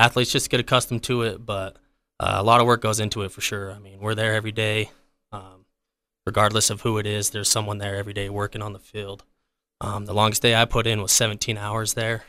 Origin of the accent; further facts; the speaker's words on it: Providence, Utah, United States; also born or lived in Boston, Massachusetts; I grew up in the valley. I'm from Providence. Uh, grew up a huge Aggie fan.